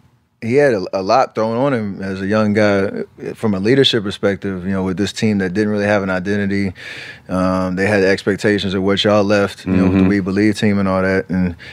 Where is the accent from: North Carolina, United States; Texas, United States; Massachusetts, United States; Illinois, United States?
North Carolina, United States; Charlotte; The one thing that made me most comfortable is our guy Anthony Morrow, who I grew up in Charlotte with him.